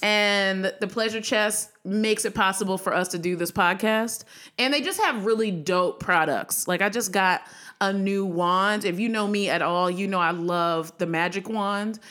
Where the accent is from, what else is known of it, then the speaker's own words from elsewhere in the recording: Severn, Maryland, United States; I'm from Severn, Maryland, and no one knows where that is. Anne Arundel County, 45 minutes outside of Baltimore